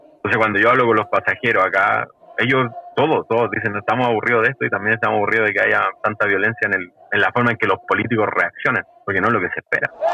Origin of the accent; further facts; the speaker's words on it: Santiago, Santiago Metropolitan Region, Chile; moved away as an adult; now in Portland, United States; soy chileno, tengo 38 años, vivo acá en Oregon, en el estado de Oregon, en la ciudad de Portland, hace tres años. Soy santiaguino, pero me identifico con la comuna de Quilicura, la comuna más linda de Santiago.